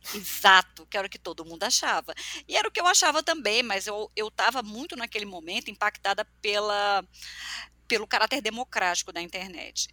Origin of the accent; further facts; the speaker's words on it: Piauí, Brazil; eu nasci no mundo, eu nasci no Piauí, num mundo que era muito desconectados